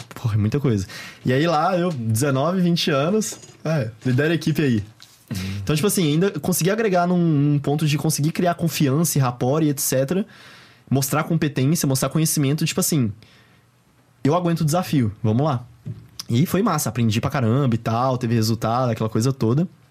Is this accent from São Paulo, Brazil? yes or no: no; Belo Horizonte, Minas Gerais, Brazil; sou de BH